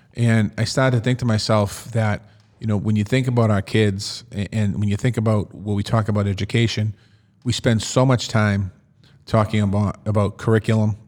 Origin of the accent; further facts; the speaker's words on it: Boston, Massachusetts, United States; as a kid growing up in Dorchester